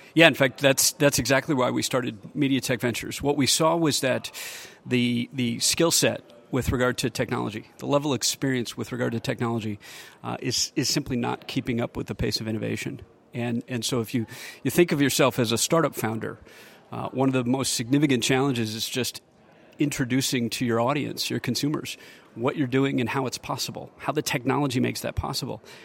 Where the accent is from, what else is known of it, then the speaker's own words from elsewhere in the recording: Michigan, United States; also born or lived in Silicon Valley; now in Austin, United States; I grew up in Michigan when the economy was struggling